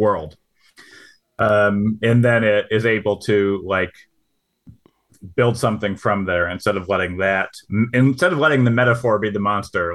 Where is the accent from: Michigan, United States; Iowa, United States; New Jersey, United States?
Michigan, United States; I'm from Michigan